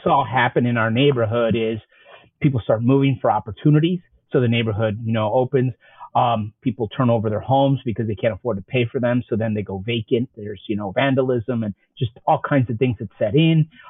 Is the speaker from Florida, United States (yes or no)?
no; Chicago, Illinois, United States; I grew up on the South Side